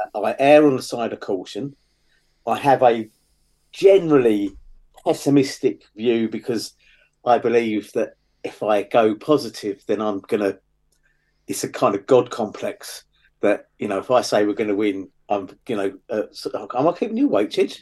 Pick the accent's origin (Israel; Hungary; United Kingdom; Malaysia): United Kingdom; London; I come from the West London Hayes area